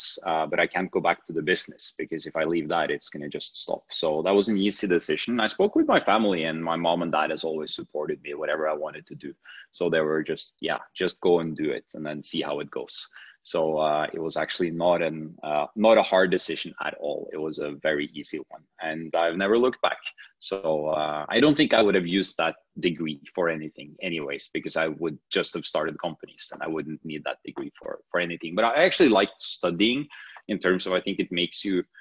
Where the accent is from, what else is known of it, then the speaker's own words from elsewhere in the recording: Norway; I'm from Norway